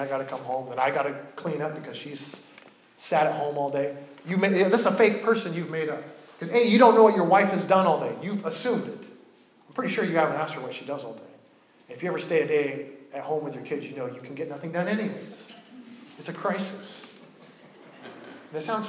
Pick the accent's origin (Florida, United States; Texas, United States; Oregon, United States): Oregon, United States; I'm from Oregon, and I grew up deep in Bigfoot lore